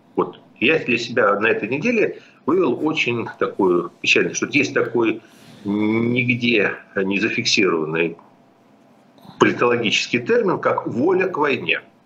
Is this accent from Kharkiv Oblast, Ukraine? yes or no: no; Kyiv, Ukraine; я киевлянин